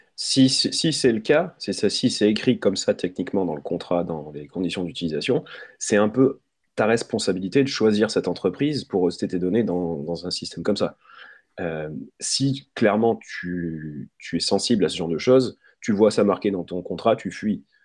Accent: France; on est français

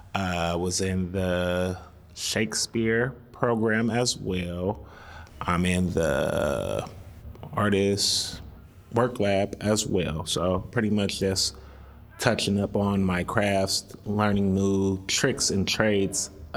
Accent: San Francisco, California, United States; I grew up in the area. So I grew up right up the street, literally a block away. So I've always been in the community

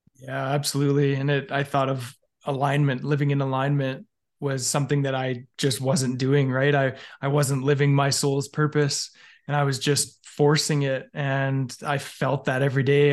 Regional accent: Alberta, Canada; I grew up in Canada, in, um, basically in Alberta my entire life.

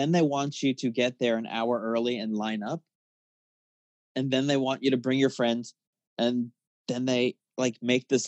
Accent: Tucson, Arizona, United States; moved away; I'm from Tucson

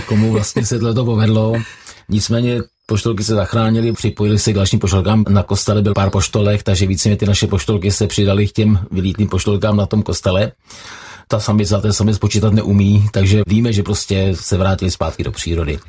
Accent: Kladno, Central Bohemian Region, Czechia; Já jsem vyrůstal na Kladně se svými kamarády Petrem Caltou a Mírou Wernerem.

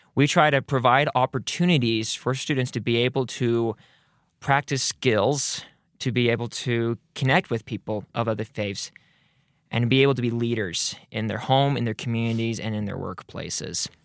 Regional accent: Rexburg, Idaho, United States; I grew up here in the Rexburg area

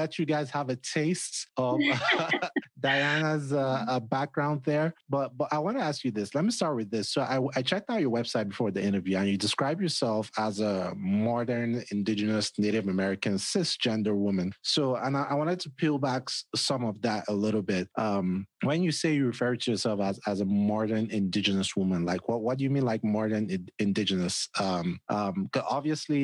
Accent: Nigeria; moved away as an adult; now in United States; I grew up back home in Nigeria, but I don't necessarily know how to speak the language

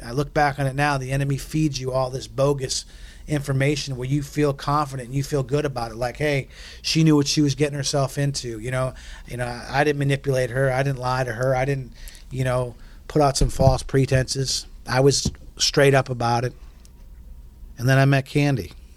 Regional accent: New England, United States; moved away as an adult; also born or lived in Texas / Oklahoma City / Pensacola; I come from New England and we're cocky, we're arrogant and confident

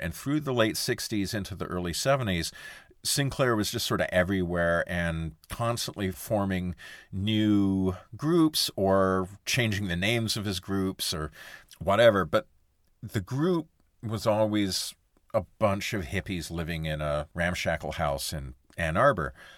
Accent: Sudbury, Ontario, Canada; when I was a kid, I was growing up in Sudbury, Ontario in the seventies and eighties

